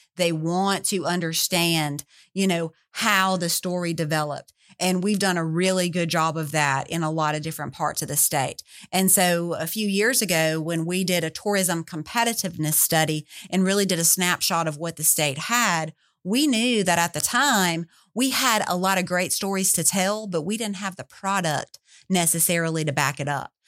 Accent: Louisiana, United States; I was born and raised in Louisiana

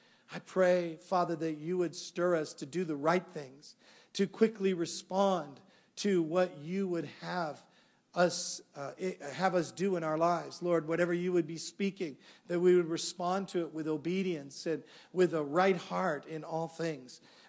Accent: Canada; I'm from Canada.

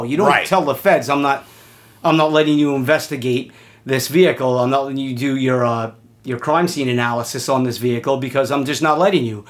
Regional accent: New York City, New York, United States; I'm from Queens

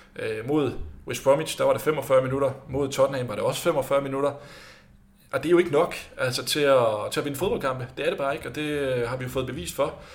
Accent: Denmark

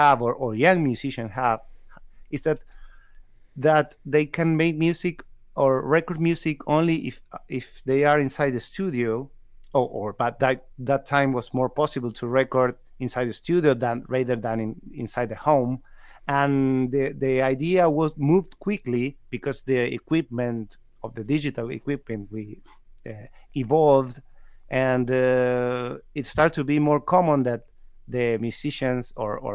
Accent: San Juan, Argentina; English is a second language; moved away as an adult; now in Córdoba, Argentina; I was born in San Juan. It's a city that is West Argentina

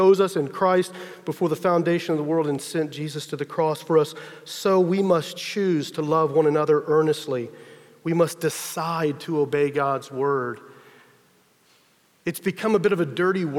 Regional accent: Texas, United States; I'm from Texas, you know, true to the stereotype, I had a pickup truck

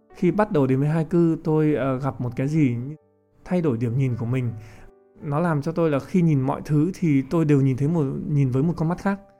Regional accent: Vietnam; chúng mình là người Việt Nam

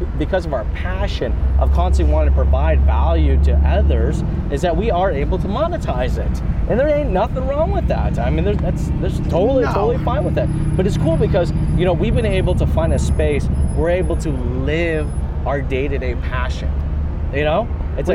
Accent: Canada

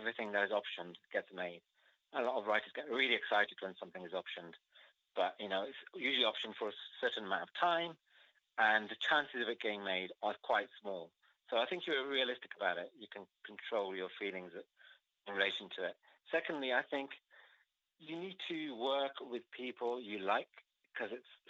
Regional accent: Wolverhampton, West Midlands, United Kingdom; my life growing up in Wolverhampton

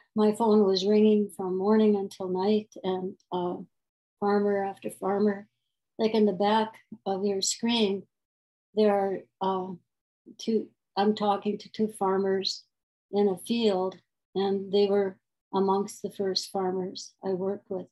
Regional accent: North Dakota, United States; I was born in North Dakota

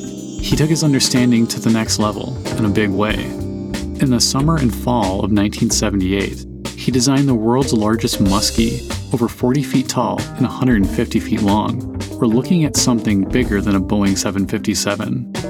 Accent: Millsville, Wisconsin, United States; In Millsville, Wisconsin.

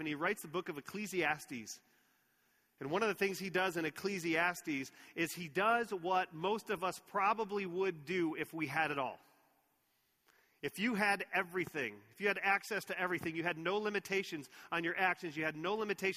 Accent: Texas, United States; growing up in Texas

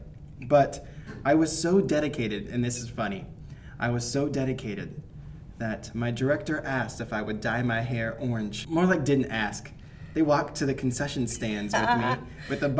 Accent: Battle Creek, Nebraska, United States; also born or lived in Columbus, Nebraska; I grew up in Battle Creek, Nebraska

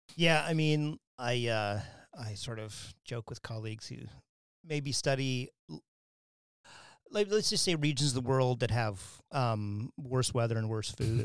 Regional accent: Wyoming, United States; moved away; when I grew up in Wyoming

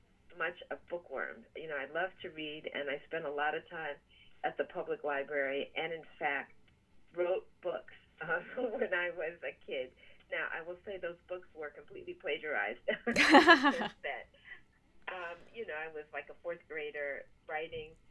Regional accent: Bridgewater, Massachusetts, United States; moved away as an adult; also born or lived in Ann Arbor, Michigan; I grew up in Bridgewater, Massachusetts. My father was a professor at Bridgewater State College, now Bridgewater State University, and my parents moved to Massachusetts when I was four

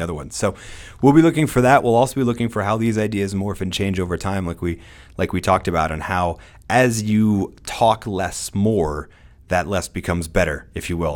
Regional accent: United States; I'm an American

